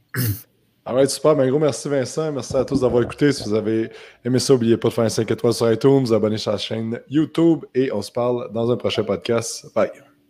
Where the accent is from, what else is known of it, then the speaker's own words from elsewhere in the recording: Quebec, Canada; on est vraiment chanceux au Québec